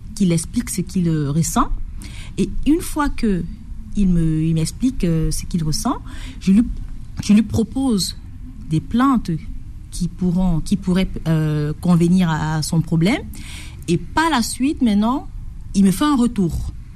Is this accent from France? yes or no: no; Batouri, East, Cameroon; moved away; j'ai vécu à l'est du Cameroun, à Batouri et c'est une un petit village où les plantes sont traditionnellement utilisées